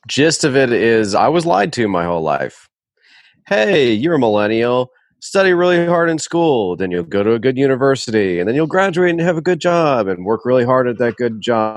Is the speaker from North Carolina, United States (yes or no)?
yes; Winston-Salem, North Carolina, United States; I grew up in Winston-Salem